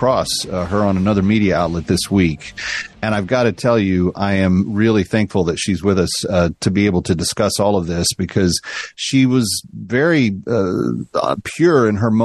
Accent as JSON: {"language": "English", "town": "Fort Worth", "region": "Texas", "country": "United States", "tie": "born or raised there", "said": "I'm a Fort Worth kid myself"}